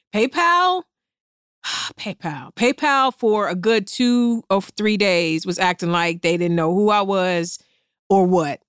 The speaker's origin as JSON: {"language": "English", "town": "East Cleveland", "region": "Ohio", "country": "United States", "said": "I'm from East Cleveland"}